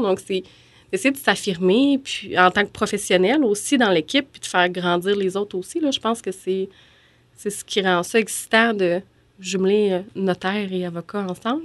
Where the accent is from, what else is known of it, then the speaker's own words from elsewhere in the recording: Beauce, Quebec, Canada; moved away as an adult; also born or lived in Sherbrooke; je suis originaire de la Beauce, mais je trouvais que aller à l'Université Laval, c'était un peu trop proche de, la maison des parents